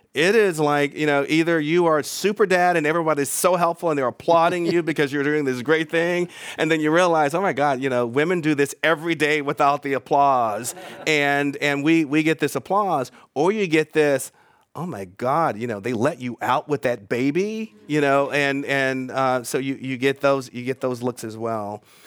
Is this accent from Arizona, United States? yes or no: no; Charlotte, North Carolina, United States; moved away; also born or lived in Atlanta, Georgia / Bay Area, California; when I was growing up in Charlotte, North Carolina